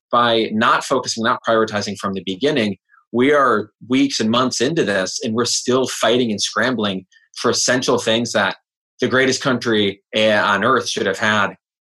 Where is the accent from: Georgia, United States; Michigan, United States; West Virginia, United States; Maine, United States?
Michigan, United States; I think Trump was in my home state of Michigan at a rally